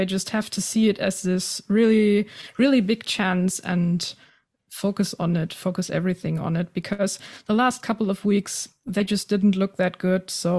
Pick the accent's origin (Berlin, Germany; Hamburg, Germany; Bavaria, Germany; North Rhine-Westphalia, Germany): North Rhine-Westphalia, Germany; Essen; I'm from Essen, so that's kind of the club I feel closest to.